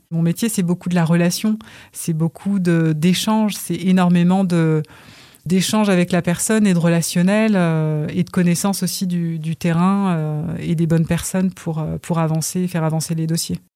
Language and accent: French; Val-de-Reuil, Normandy, France; also born or lived in Congo; Val d'Oreuil, euh, c'est ma maison. c'est là où j'ai grandi.